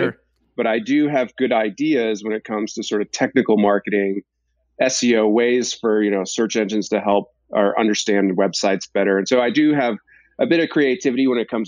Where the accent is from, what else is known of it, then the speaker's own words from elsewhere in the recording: Boston, Massachusetts, United States; moved away as an adult; also born or lived in New Hampshire; I grew up in Boston